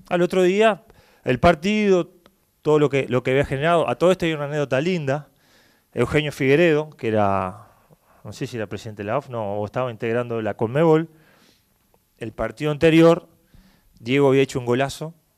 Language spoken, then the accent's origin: Spanish; Uruguay; moved away as an adult